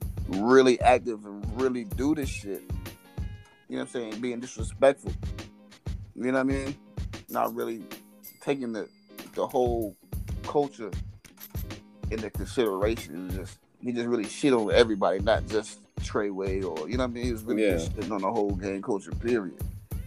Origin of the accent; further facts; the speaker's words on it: Virginia, United States; now in Texas, United States; I'm from Virginia.